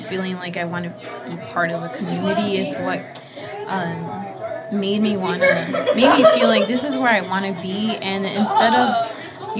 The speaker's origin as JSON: {"language": "English", "town": "Chicago", "region": "Illinois", "country": "United States", "tie": "born or raised there", "also_born_or_lived": "Guanajuato, Mexico", "said": "high school life, living by Midway, and like I moved to like McKinley Park and then Pilsen, but I never felt the same like feeling of community that I get from being in back of the yard"}